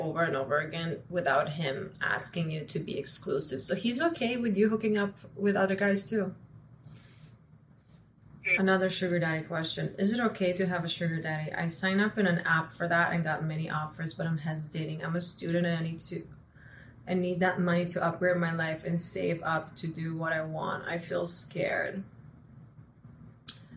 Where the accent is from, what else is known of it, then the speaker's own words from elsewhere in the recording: Croatia; also born or lived in United States; now in Miami, United States; I'm from Croatia